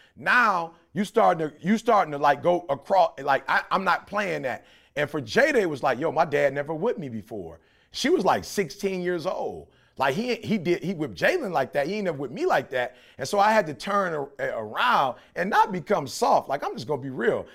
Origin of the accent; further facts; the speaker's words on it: Detroit, Michigan, United States; I grew up in Detroit